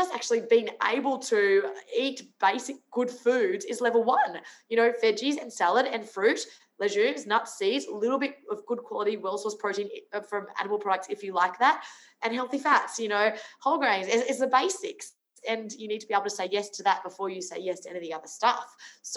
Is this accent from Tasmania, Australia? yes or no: no; Brisbane, Queensland, Australia; also born or lived in Sunshine Coast, Queensland; But I was a Queenslander. So I grew up in Brisbane and then moved to the sunny coast.